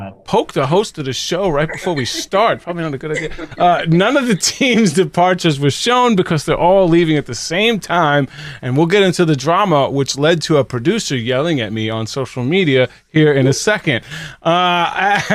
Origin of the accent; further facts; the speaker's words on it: New York City, New York, United States; I'm from the Bronx